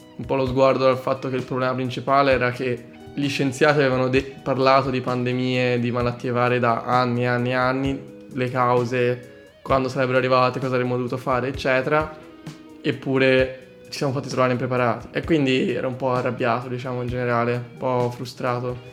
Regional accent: Calci, Tuscany, Italy; moved away as an adult; vengo da Pisa eh, in realtà da un piccolo paesino in provincia di Pisa che si chiama Calci

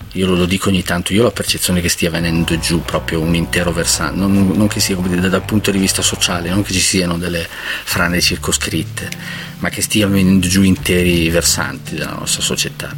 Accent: Lodrone, Trentino-Alto Adige, Italy; io sono di Lodrone, l'ultimo paese del Trentino

